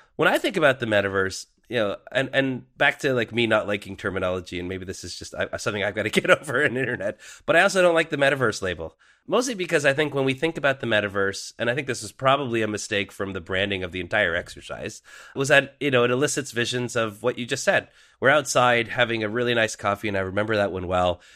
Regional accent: Canada; as a Canadian from that period in time

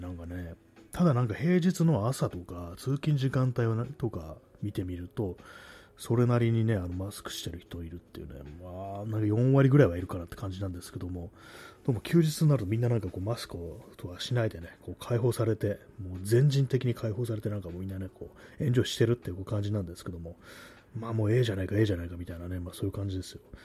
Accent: Tokyo, Japan; accent: Tokyo accent; 私、あの、東京の人間なんですけども、まあ、自分ではね、意識してないんですけども、多分まあその東京なまりというか

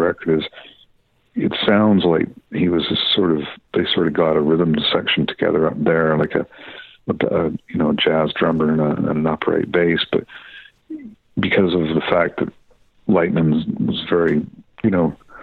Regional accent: Deep River, Ontario, Canada; I grew up in a town in Ontario, about literally sort of halfway between Ottawa and North Bay on Highway 17, called Deep River

